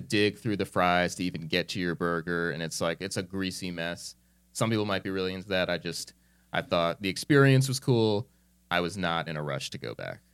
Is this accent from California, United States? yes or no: no; New Jersey, United States; moved away as an adult; I'm this kid from New Jersey